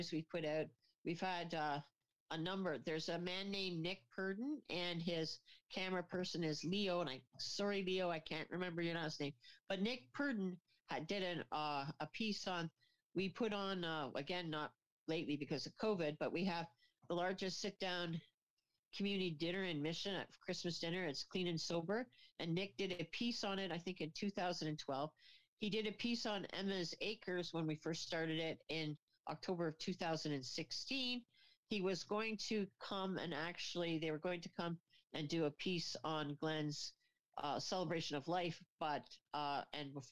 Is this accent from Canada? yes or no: yes; Kingston, Ontario, Canada; moved away; I come from Kingston, which is the prison capital of Canada